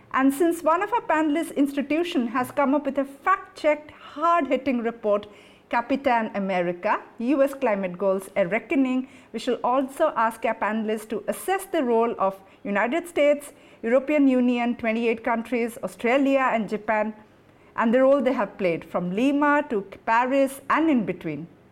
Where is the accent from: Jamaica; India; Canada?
India; Odisha; my home state, Odisha